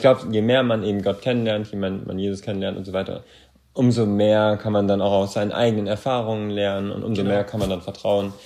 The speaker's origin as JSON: {"language": "German", "country": "Germany", "said": "als Deutscher"}